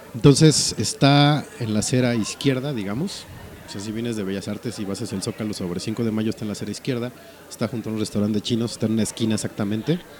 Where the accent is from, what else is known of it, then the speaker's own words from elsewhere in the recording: northern Mexico, Mexico; accent: norteño; se me salga mi acento norteño